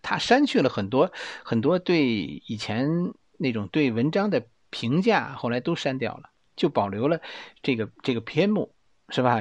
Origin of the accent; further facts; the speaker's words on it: Beijing, China; accent: Beijing dialect; 用我们北京话来说呀